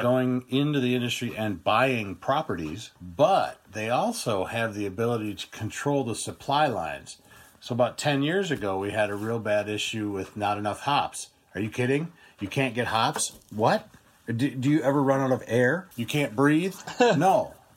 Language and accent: English; United States; as an American